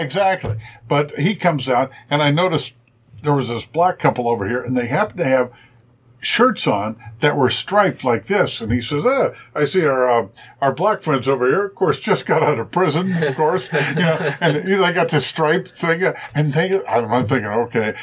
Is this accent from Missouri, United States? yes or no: no; Springfield, Ohio, United States; also born or lived in Indianapolis; now in Cincinnati, United States; I grew up in Springfield, Ohio